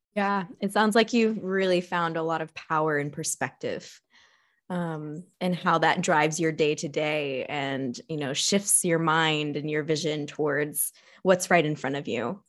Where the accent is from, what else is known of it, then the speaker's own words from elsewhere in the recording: Texas, United States; now in Spain; I've never lived in Arizona, but I grew up in Texas